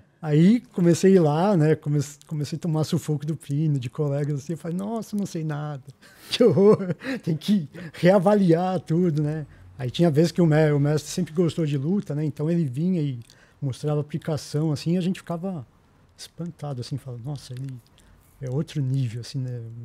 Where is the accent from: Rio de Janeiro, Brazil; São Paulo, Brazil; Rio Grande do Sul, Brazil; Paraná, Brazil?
São Paulo, Brazil; Eu sou aqui de Pirituba.